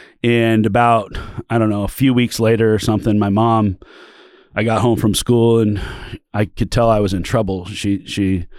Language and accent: English; California, United States; born there; also born or lived in Oregon, United States; I was born in California. My dad was a car dealer down there.